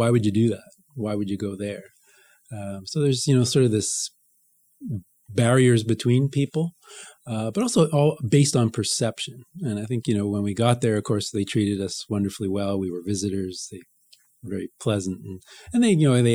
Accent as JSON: {"language": "English", "town": "Montreal", "region": "Quebec", "country": "Canada", "tie": "born or raised there", "said": "I grew up in Montreal a neighborhood called Notre-Dame-de-Grasse, which is just to the west of downtown."}